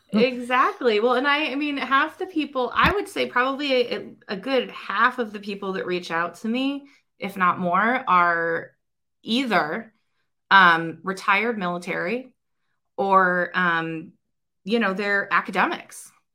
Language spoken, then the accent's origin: English; Ohio, United States; I'm an Ohioan